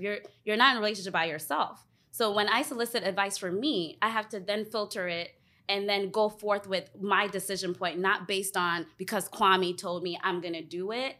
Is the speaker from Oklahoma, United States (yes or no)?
no; Alexandria, Virginia, United States; also born or lived in Ghana; now in Washington, DC, United States; I am from Ghana. I was born in Ghana and raised, um, outside of D C, Alexandria.